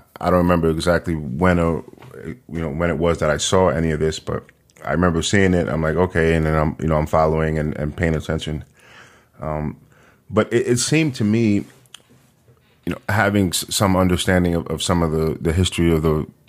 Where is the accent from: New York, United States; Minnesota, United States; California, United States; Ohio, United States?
New York, United States; New York City; And then it's interesting because I'm from New York. I grew up in Manhattan.